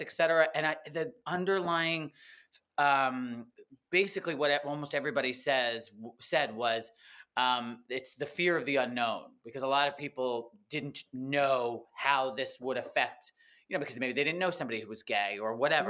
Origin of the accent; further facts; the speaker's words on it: East Coast, United States; now in Los Angeles, United States; I grew up in the East Coast, but not right in Brooklyn or Manhattan or anything